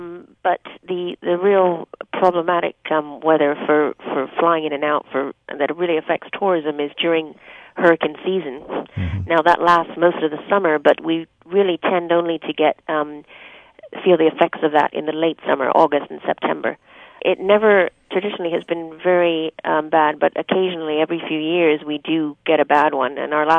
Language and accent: English; Bermuda; I have a Bermudian passport, mm-hmm. but I have British rights as well.